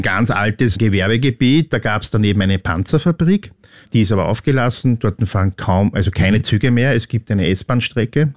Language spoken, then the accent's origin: German; Upper Austria, Austria; ich bin in Oberösterreich aufgewachsen